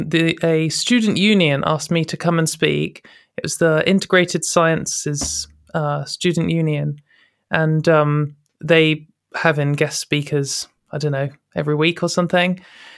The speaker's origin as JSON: {"language": "English", "country": "United Kingdom", "said": "because I guess as a British activist, I often compare myself and our situation to America"}